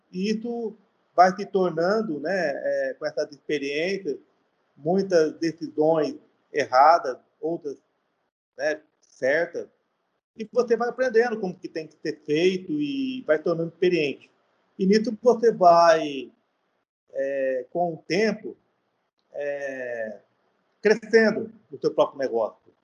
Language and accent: Portuguese; São Paulo, Brazil; moved away as an adult; now in Fortaleza, Brazil; sou paulista, tenho 51 anos